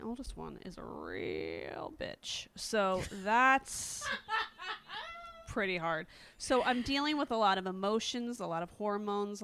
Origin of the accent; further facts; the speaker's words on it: East Coast, United States; now in California, United States; I'm from the East Coast